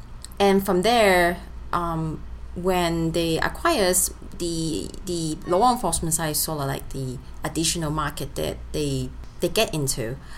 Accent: Hong Kong; born there; English is a second language; also born or lived in France; Yes, I was born in Hong Kong.

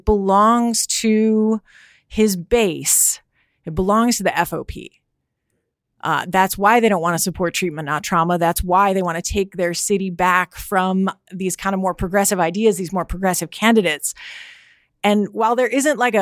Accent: Chicago, Illinois, United States; I grew up in a cop neighborhood. I grew up in Beverly Morgan Park

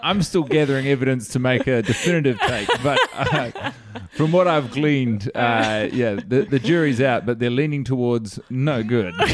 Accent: Christchurch, Canterbury, New Zealand; moved away as an adult; now in New York, United States; I grew up in Christchurch, New Zealand

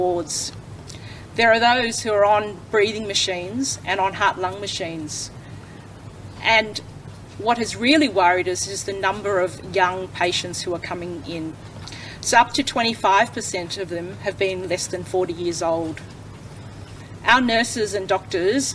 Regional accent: Liverpool, New South Wales, Australia; now in Penrith, Australia; I grew up in Liverpool and I now live in the Penrith LGA

